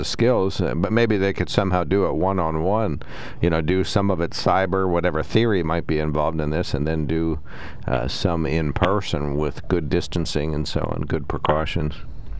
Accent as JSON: {"language": "English", "town": "Sunbury", "region": "Pennsylvania", "country": "United States", "tie": "born or raised there", "said": "I grew up in Sunbury. I went to Chicago."}